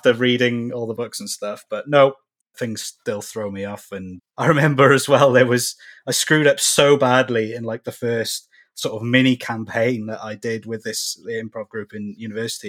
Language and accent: English; Cardiff, Wales, United Kingdom; I'm from Cardiff in Wales, UK.